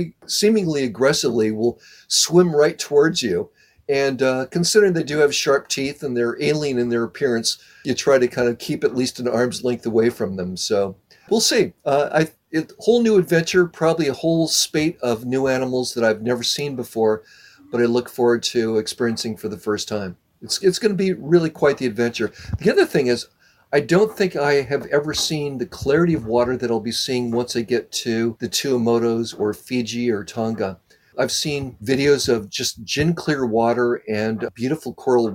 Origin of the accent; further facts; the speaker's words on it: Southern California, United States; I'm from Southern California